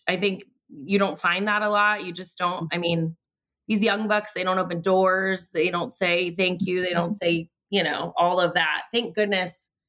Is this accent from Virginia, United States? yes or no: yes; Prince William County, Virginia, United States; also born or lived in Blacksburg, Virginia; I came here when I was like 7 months old, so I don't know any different. This is my home. Like, it counts. Leave me alone, Josh. So. Yes, I'm a native Prince William Countyan.